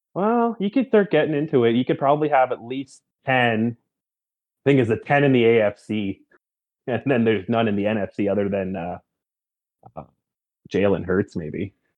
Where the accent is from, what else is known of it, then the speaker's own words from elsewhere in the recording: Canada; me being a Canadian